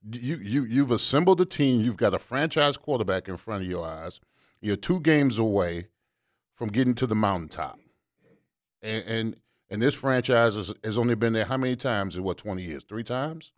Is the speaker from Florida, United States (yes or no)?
yes; Miami, Florida, United States; also born or lived in Pittsburgh; I'm from Miami